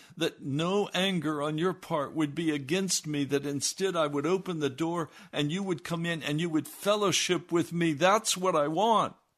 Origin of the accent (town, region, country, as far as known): United States